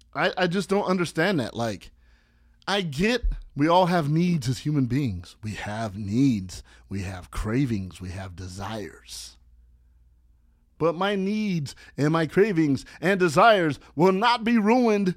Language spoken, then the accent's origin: English; Los Angeles, California, United States; I'm that tourist that'll represent my hometown in a different city